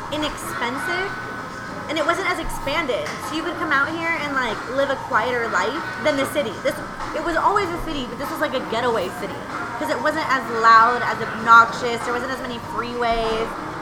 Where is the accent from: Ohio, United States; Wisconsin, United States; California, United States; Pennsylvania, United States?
California, United States; Santa Clarita; moved away as an adult; now in Arizona, United States; I'm from Santa Clarita Valley. I'm over by Simi Valley.